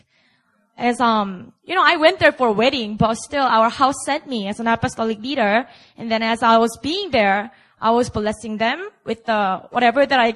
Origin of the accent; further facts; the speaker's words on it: Busan, South Korea; moved away; Bring the revival to my hometown